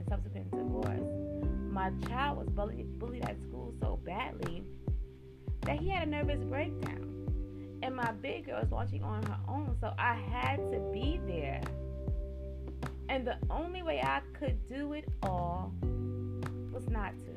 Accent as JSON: {"language": "English", "region": "New York", "country": "United States", "moved": "yes", "lives_now": "Baltimore County, United States", "said": "I'm originally from New York and now reside in Baltimore County, Maryland"}